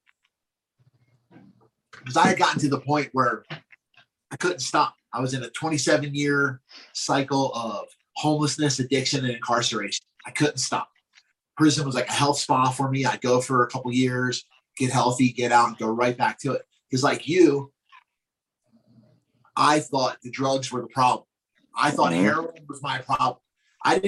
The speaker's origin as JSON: {"language": "English", "town": "Glassboro", "region": "New Jersey", "country": "United States", "tie": "born or raised there", "said": "I'm from Glassboro, New Jersey, bro, South Jersey"}